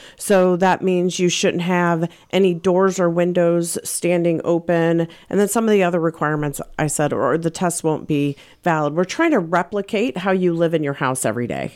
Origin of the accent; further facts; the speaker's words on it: St. Louis, Missouri, United States; also born or lived in Colorado; I moved back to Saint Louis. I'm from Saint Louis. My family's here.